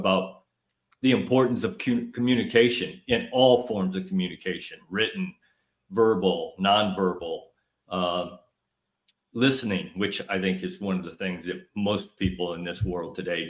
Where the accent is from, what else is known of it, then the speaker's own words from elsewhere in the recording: Illinois, United States; Northern Illinois.